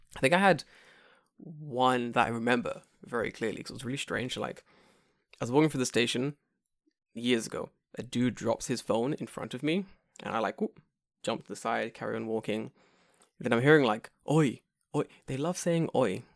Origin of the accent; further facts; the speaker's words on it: England, United Kingdom; I'm English